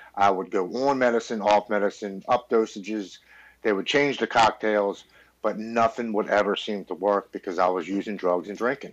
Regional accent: Baltimore, Maryland, United States; I'm born and raised in Baltimore, Maryland

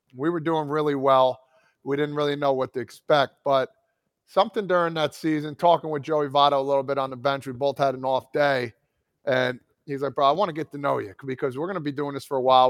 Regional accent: New Jersey, United States; growing up in New Jersey

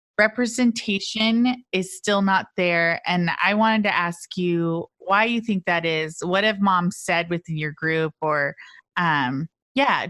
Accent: Orange County, California, United States; I grew up in Orange County

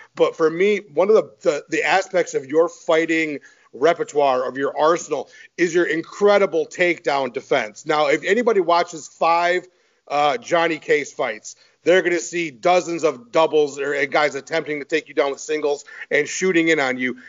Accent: Michigan, United States; I'm from Michigan

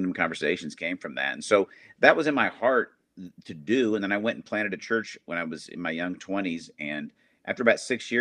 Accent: Arizona, United States; moved away as an adult; also born or lived in Indiana; I grew up in Arizona, moved from there to Indiana to go to college

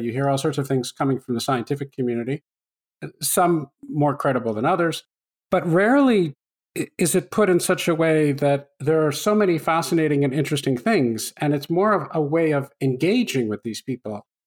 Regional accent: Canada; I grew up in Canada

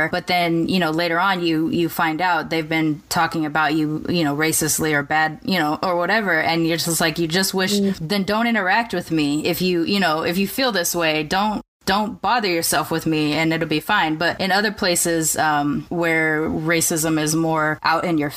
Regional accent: California, United States; I grew up in California

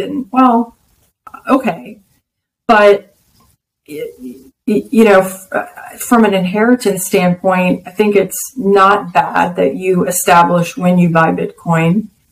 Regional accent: Texas, United States; I'm a Texan, I'm an American.

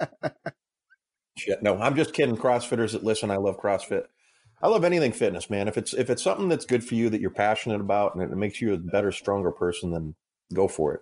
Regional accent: Massachusetts, United States; moved away as an adult; now in Illinois, United States; I grew up in Massachusetts, actually, so I'm, I'm a masshole. I live in Illinois now

